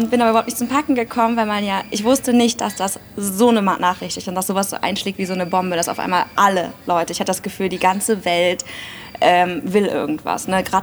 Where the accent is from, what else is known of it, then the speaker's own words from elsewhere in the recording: Aachen, North Rhine-Westphalia, Germany; born there; ich bin 34 Jahre alt, bin in Aachen geboren und habe auch in Aachen kandidiert